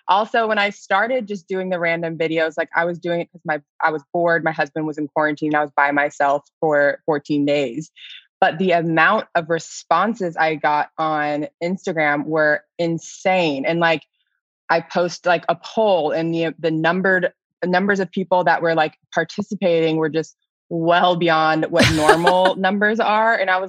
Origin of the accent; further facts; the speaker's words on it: Florida, United States; also born or lived in Texas; for a long part of my life, I was saying I was from Texas because that's where I had lived the longest. And then it got to a point when I was in Florida where I was like, I think I should start saying I'm from Florida now.